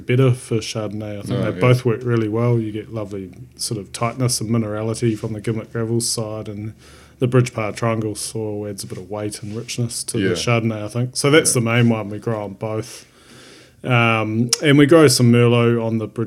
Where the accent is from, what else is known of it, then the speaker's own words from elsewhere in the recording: Rotorua, Bay of Plenty, New Zealand; I grew up in Rotorua, not really a wine growing region